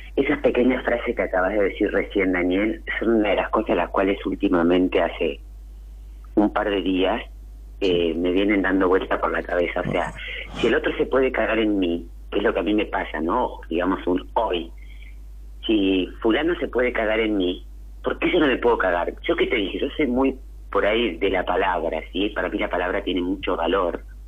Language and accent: Spanish; Bariloche, Río Negro, Argentina; now in Balcarce, Argentina; Eh, soy de Balcarce. Soy de Bariloche en realidad, pero ahora vivo en Balcarce, van a ser como 10 años